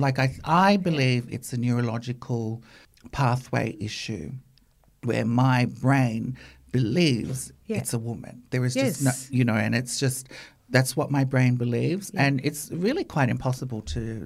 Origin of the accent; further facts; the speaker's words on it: Australia; were propellers back there. You know, Australia is all I've really known. It's my home.